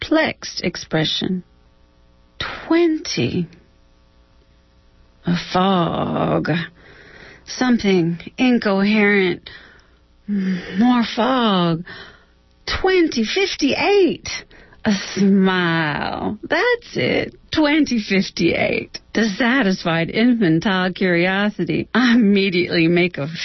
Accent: Texas, United States; moved away; I'm from Texas.

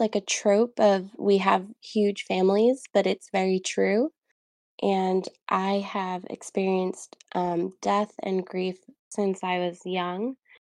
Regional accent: New York, United States; now in New Jersey, United States; I currently live in New Jersey, but I'm from New York

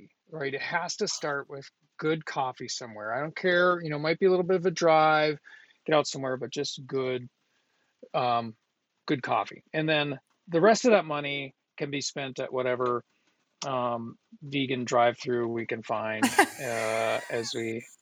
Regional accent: Duluth, Minnesota, United States; I'm from Northern Minnesota

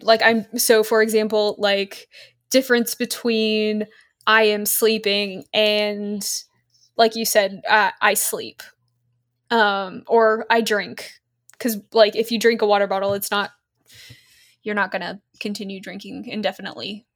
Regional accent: Australia; accent: mostly Australian; moved away as an adult; now in United States; I grew up in Australia, but was American born and had lived in America for long enough to actually have an American accent when we moved over.

